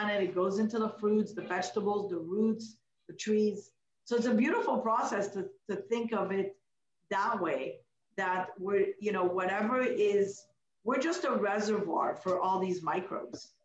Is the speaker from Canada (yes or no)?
yes; Canada; also born or lived in Morocco; I'm a Canadian